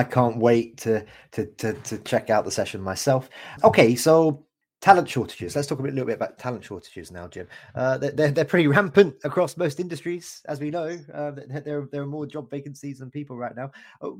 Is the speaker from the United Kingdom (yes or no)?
yes; United Kingdom; accent: British